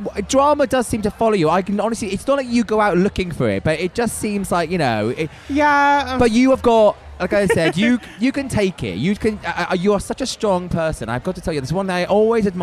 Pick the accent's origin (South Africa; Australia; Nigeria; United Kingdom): United Kingdom; as British people